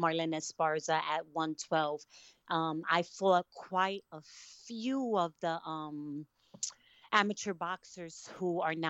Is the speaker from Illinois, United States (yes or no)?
no; Brooklyn, New York, United States; also born or lived in Connecticut, United States; I'm originally from Brooklyn, New York, and my mom had moved us to Connecticut, and that's where I learned about amateur boxing